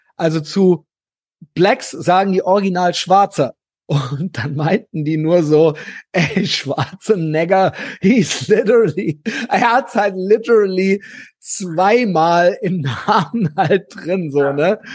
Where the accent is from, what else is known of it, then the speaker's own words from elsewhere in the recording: Germany; ich bin Deutscher